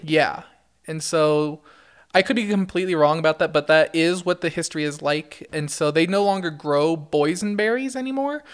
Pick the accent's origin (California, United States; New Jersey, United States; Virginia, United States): California, United States; Brea; moved away as an adult; now in Idaho, United States; I grew up in Orange County. Um, and in Orange County, I was from a smaller city called Brea